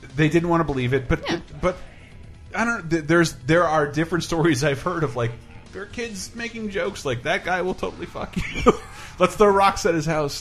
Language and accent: English; Tallahassee, Florida, United States; I am from Florida, from, from from Florida, from Tallahassee, Florida